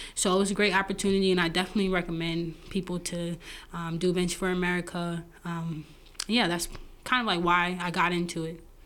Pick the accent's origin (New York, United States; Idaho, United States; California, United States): New York, United States; New York City; moved away as an adult; now in Detroit, United States; I'm originally from Brooklyn, New York